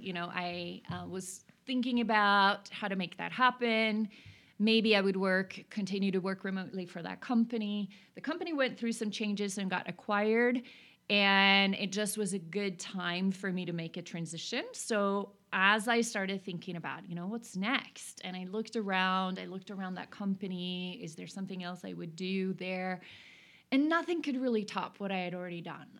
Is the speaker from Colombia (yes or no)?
no; Oslo, Norway; now in Bozeman, United States; I'm born and raised in Oslo, Norway